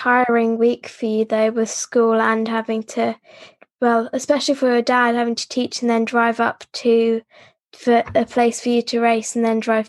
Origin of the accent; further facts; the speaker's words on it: North Devon, South West England, United Kingdom; I'm actually from North Devon, so it's pretty similar for me with all the hills.